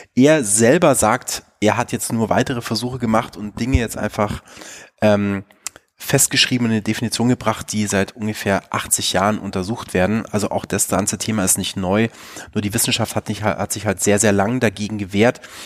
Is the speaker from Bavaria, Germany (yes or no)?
yes; Bavaria, Germany; in Bayern, wo ich aufgewachsen bin